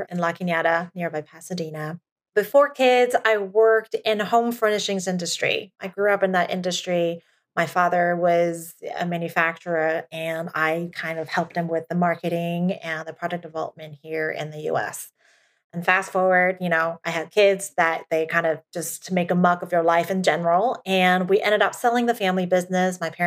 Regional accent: Taiwan; now in United States; I was brought up in Asia and within my culture, I'm first generation. Like I still have a Taiwan passport. I'm a PR here. I don't have a US passport.

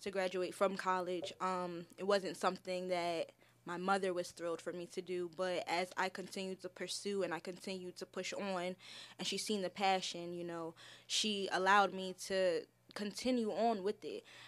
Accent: Milford, Delaware, United States; also born or lived in Philadelphia, Pennsylvania; I was born in Milford, Delaware. uh, raised throughout Delaware and the Philadelphia areas with my mother and my brother

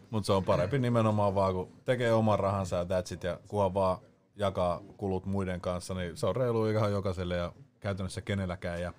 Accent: Espoo, Uusimaa, Finland; Espoon viherlaakso best.

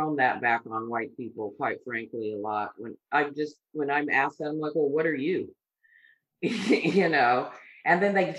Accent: United States; born there; so I'm American, I was born here.

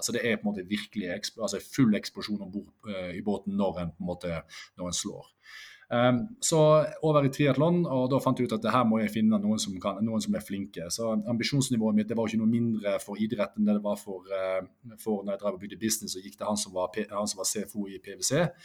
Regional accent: Norway; Norseman rett utenfor døra der jeg vokste opp og går hjemme

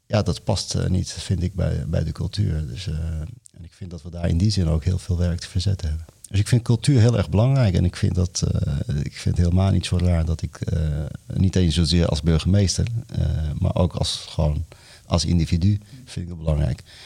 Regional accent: Morocco; now in Netherlands; in Marokko waar ik vandaan kom

